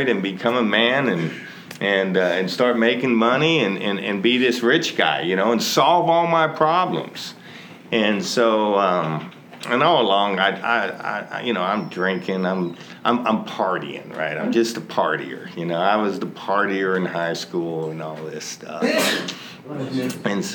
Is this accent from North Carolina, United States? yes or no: no; California, United States; moved away as an adult; also born or lived in Texas; I grew up actually in California